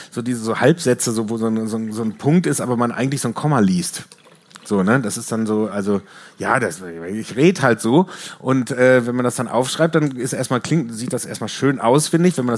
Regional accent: Germany; In, in, äh, als Deutscher äh, äh in den 90ern, da gab es, glaube ich, ich glaube, nur … hatten, glaube ich, einen Riesenhit in Amerika

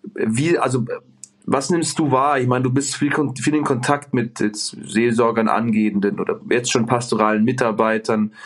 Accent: Bavaria, Germany; ich komme hier aus dem Speck, äh, Greater, Greater München

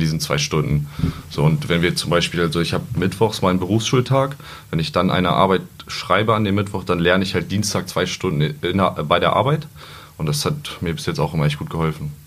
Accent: Peine, Lower Saxony, Germany; Ich komme gebürtig aus Peine, wohne da auch noch

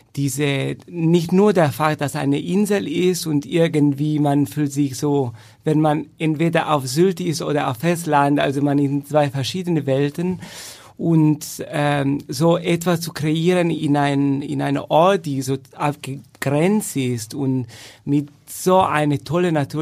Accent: Turin, Piedmont, Italy; German is a second language; moved away as an adult; also born or lived in Frankfurt / Essen / Madrid; now in Germany; ich fühle mich sagen wir so, mehr Italiener, da ich da geboren und aufgewachsen bin

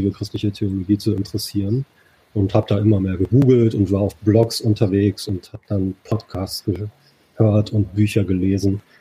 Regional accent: Dortmund, North Rhine-Westphalia, Germany; now in Düsseldorf, Germany; wohnhaft in Düsseldorf, also das auch schon eine ganze Weile. Komme ursprünglich aus Dortmund, also bin ein Kind des Pots

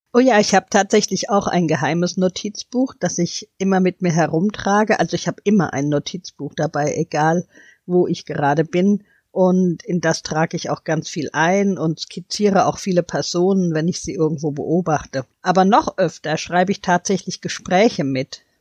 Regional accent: Hanau, Hesse, Germany; Ich komme ja aus Hanau

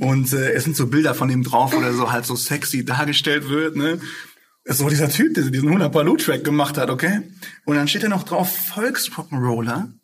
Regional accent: Essen, North Rhine-Westphalia, Germany; ich bin ja geboren, aufgewachsen hier in Essen

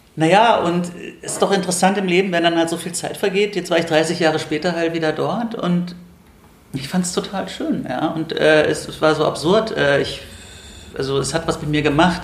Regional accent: Andernach, Rhineland-Palatinate, Germany; moved away as an adult; also born or lived in Bonn, North Rhine-Westphalia; now in Berlin, Germany; ich bin geboren und aufgewachsen halt in Andernach und, und in Bonn

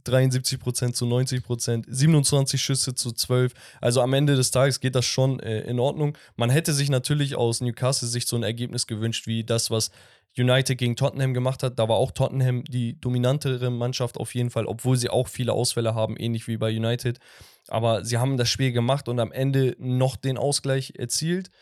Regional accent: Sivas, Sivas Province, Turkey; aus meiner Heimatstadt, von Sivaspor

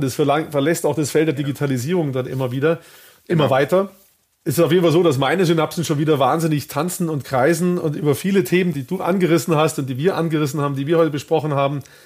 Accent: Baden-Württemberg, Germany; ich bin in Baden-Württemberg aufgewachsen

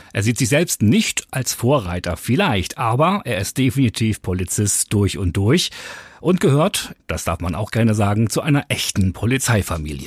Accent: Dithmarschen, Schleswig-Holstein, Germany; bei uns in Dithmarschen

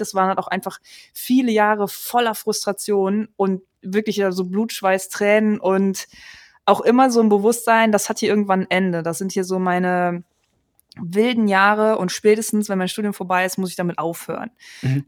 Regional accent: Germany; bei uns in Deutschland

